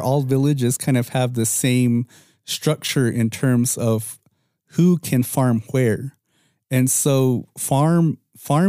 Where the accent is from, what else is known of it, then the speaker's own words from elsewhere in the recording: Moenkopi, Arizona, United States; I'm from Munkapi